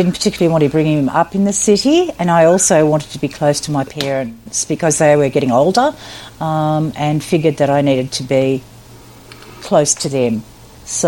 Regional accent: Goulburn Valley, Victoria, Australia; also born or lived in Mildura, Victoria / Melbourne; I've lived the majority of my life in the Goulburn Valley. I was born in Mildura, so moved down here eventually when I was a little girl

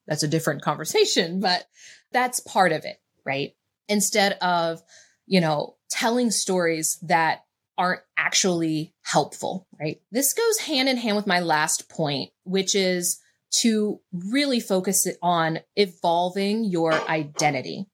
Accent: West Virginia, United States; I made being from West Virginia mean that I was poor, that I wasn't intelligent enough to figure things out, that I, you know, was just a small town girl

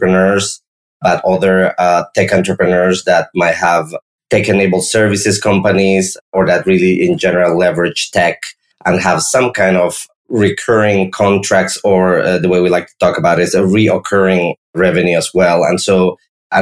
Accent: La Paz, Bolivia; moved away as an adult; now in Kansas City, United States; I'm originally from South America, born and grew up in La Paz in the Andes Mountains, you know, came to the US for college

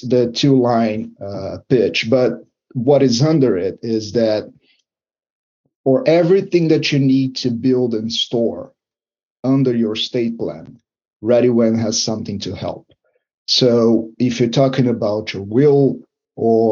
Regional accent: Brazil; now in Ontario, Canada; I'm not from Canada, I'm from Brazil.

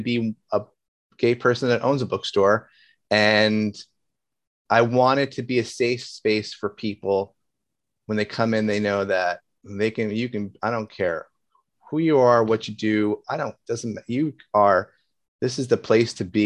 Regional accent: Union, New Jersey, United States; growing up in Union, we used to have the Union Center was it

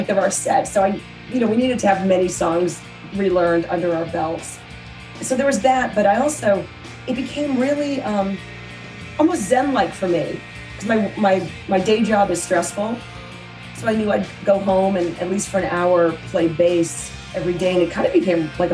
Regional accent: Nashua, New Hampshire, United States; I grew up in Nashua, New Hampshire, which is about 35 miles from Boston.

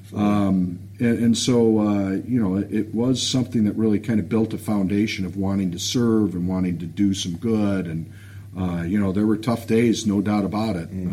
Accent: Detroit, Michigan, United States; I grew up on the uh, the west side of uh, Detroit, um, over in Royal Oak area

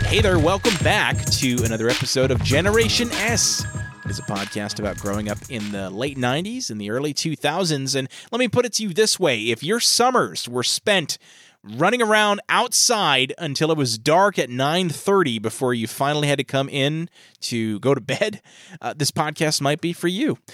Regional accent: New York, United States; we're from New York

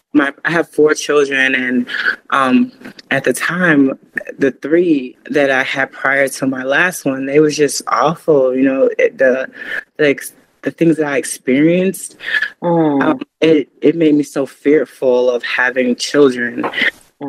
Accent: Chicago, Illinois, United States; also born or lived in Florida; now in Asheville, United States; I was originally born and, and half raised, I say half raised in Chicago, Illinois.

